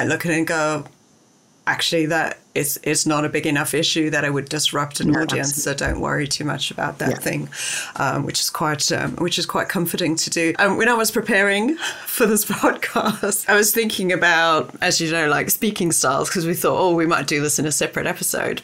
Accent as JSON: {"language": "English", "country": "South Africa", "tie": "born or raised there", "said": "I grew up in South Africa at a girls' school"}